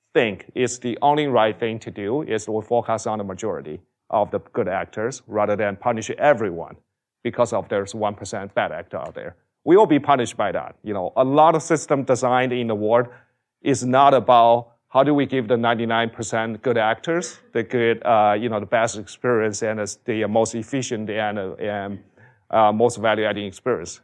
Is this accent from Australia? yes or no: no; China; moved away as an adult; I grew up in China